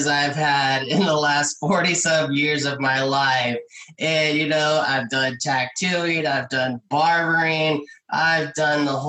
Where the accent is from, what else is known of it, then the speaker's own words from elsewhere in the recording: California, United States; I'm a California kid. I grew up in California.